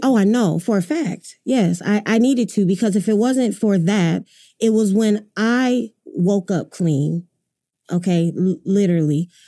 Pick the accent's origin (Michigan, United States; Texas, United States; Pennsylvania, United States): Michigan, United States; Grand Rapids; moved away as an adult; now in Oklahoma City, United States; I'm from Grand Rapids, Michigan, Michigan, originally.